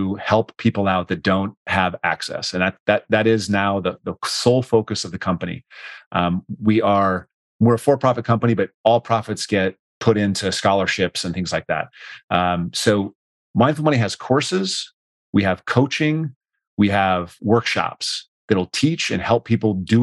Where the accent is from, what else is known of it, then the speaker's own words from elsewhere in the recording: Rapid City, South Dakota, United States; moved away; Rapid City, South Dakota. Born